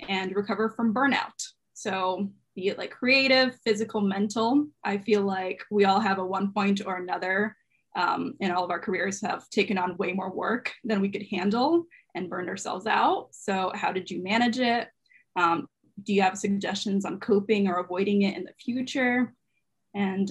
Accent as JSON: {"language": "English", "town": "Portland", "region": "Oregon", "country": "United States", "moved": "as an adult", "lives_now": "Gainesville, United States", "said": "I'm from Portland, Oregon"}